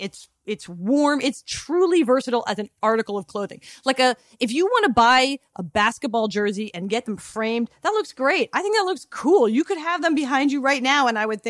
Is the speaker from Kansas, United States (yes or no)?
no; Philadelphia, Pennsylvania, United States; because I'm from Philly